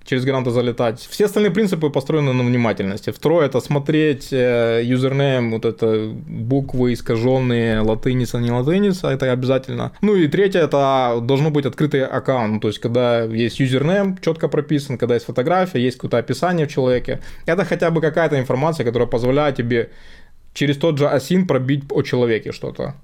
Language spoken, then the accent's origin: Russian; Ukraine; я сам из Украины